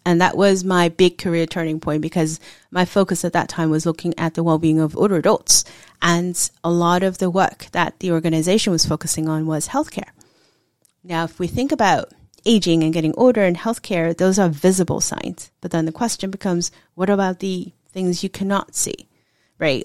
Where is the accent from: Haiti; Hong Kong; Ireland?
Hong Kong; now in United States; I was actually born and raised in Hong Kong